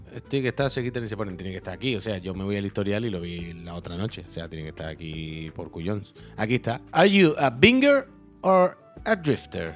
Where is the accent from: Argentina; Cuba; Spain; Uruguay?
Spain; La Línea de la Concepción, Andalusia; now in Barcelona, Spain; yo soy de Cádiz, de la línea, pero estamos en Barcelona